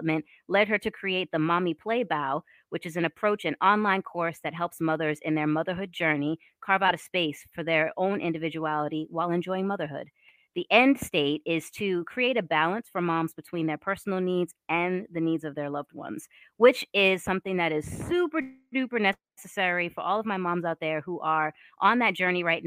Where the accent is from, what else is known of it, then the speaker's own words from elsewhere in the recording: Boston, Massachusetts, United States; also born or lived in Philadelphia / New York; now in Savannah, United States; I'm from Boston. I went to school in Philadelphia, and then I moved to New York, and now I'm down in Savannah